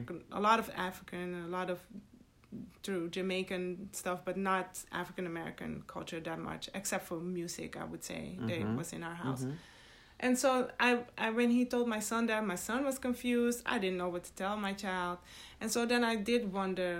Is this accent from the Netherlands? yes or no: yes; Netherlands; also born or lived in Suriname; now in United States; I was born in Suriname and raised in the Netherlands.